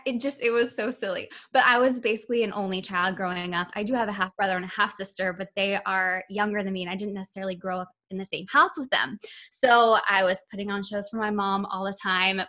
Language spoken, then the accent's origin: English; Indianapolis, Indiana, United States; now in New Jersey, United States; I'm from Indianapolis, Indiana